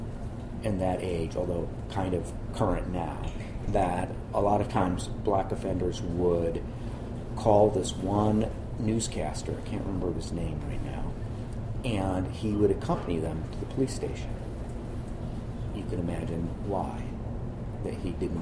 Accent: Buffalo Grove, Illinois, United States; also born or lived in New York / Los Angeles; now in Baltimore, United States; I just grew up in a suburb

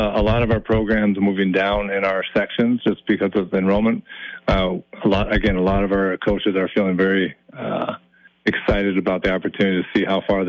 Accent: Minneapolis, Minnesota, United States; In Southwest Minneapolis. So that was a great experience. I never thought in my life that I would be outside of the metro.

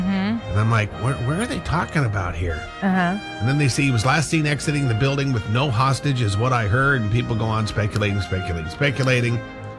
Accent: Montana, United States; also born or lived in Washington; we grew up in Washington, I'm from Washington, but I kind of grew up in Montana. My family moved to Montana when I was early.

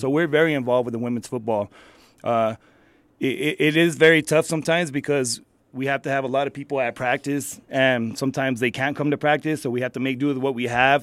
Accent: El Paso, Texas, United States; I'm actually from El Paso, but I have a lot of dealings with Las Cruces and El Paso, so I go back and forth

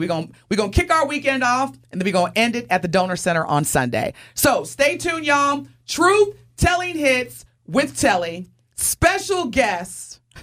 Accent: Indiana, United States; I'm from Indiana

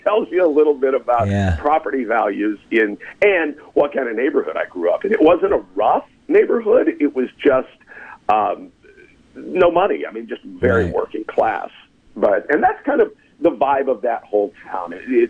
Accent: Shawnee, Oklahoma, United States; Born in Shawnee, Oklahoma. About 25,000 population just east of Oklahoma City, little under an hour. And, you know, typical small town life.

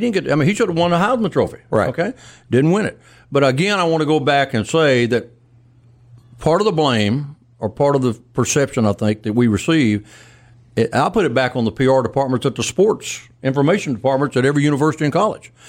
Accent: Cleveland, Mississippi, United States; also born or lived in Shaw, Mississippi; i was born in Cleveland and Shaw

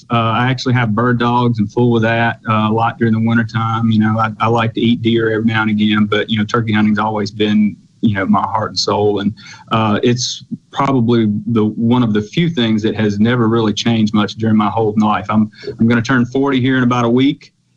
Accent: Mississippi, United States; I was lucky enough to grow up in rural Mississippi. I'm from Lawrence County, grew up out in the country.

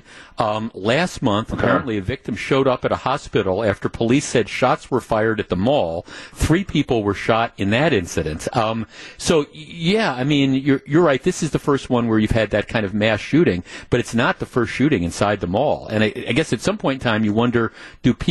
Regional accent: Glendale, Wisconsin, United States; when I grew up in Glendale

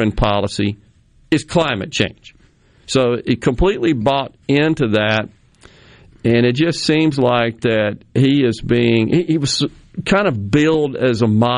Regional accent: Jackson, Mississippi, United States; having lived in Mississippi all but 6 years of my life, born and raised here

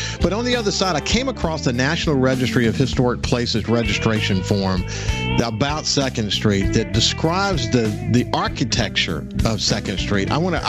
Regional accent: Bellevue, Kentucky, United States; Billy and I kind of grew up together. We grew up in Bellevue, and we both went to the Bellevue school system in Gulfport East

